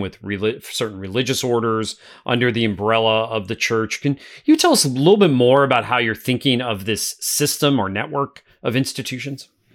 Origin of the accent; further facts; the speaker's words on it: northeastern Pennsylvania, United States; my hometown of northeastern Pennsylvania